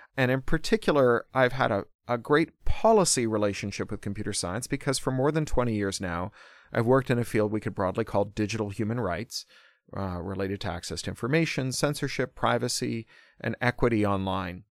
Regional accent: Toronto, Ontario, Canada; I grew up specifically in Toronto in the nineteen eighties

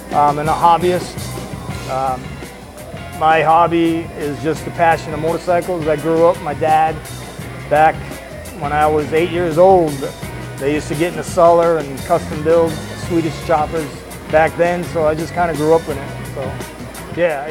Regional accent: Massachusetts, United States; now in Lakeland, United States; I'm originally from Massachusetts

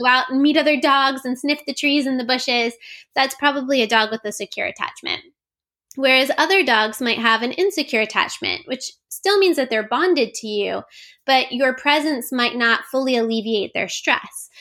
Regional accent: Florida, United States; moved away; also born or lived in Oregon; I grew up in Florida

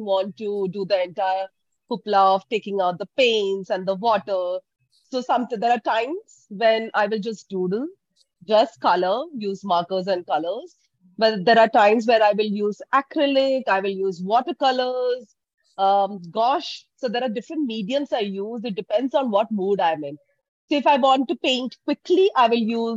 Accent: Bangalore, Karnataka, India; I'm from Bangalore.

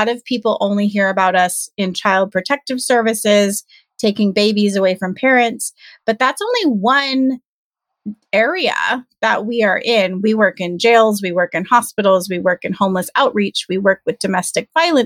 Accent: Southern California, United States; I am born and raised in Southern California

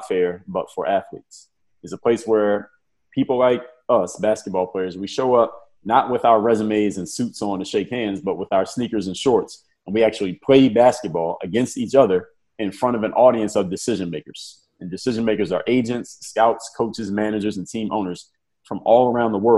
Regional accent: Philadelphia, Pennsylvania, United States; I'm from Philadelphia

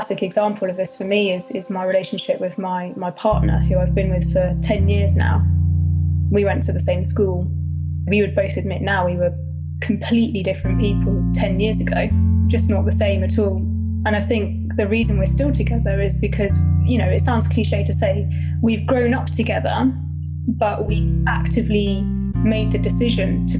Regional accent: Bedford, East of England, United Kingdom; growing up in Bedford, which was, well, when I was growing up, was a predominantly white area

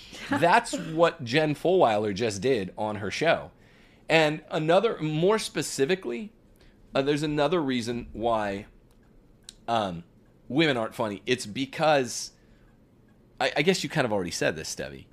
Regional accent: Bakersfield, California, United States; We are from Bakersfield.

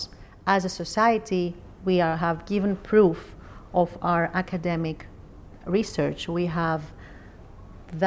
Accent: Athens, Attica, Greece; I come from Greece. I was born in Athens

